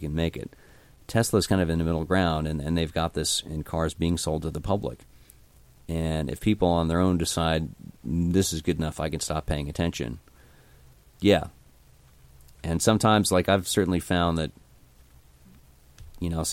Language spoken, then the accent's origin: English; New Jersey, United States; I grew up in New Jersey